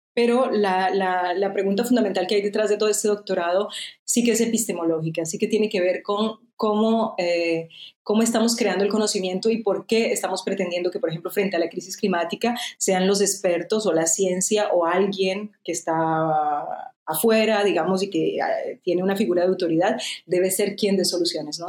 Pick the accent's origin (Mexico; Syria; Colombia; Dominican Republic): Colombia; moved away as an adult; now in France; soy colombiana, pero llevo 20 mm, años viviendo en Francia.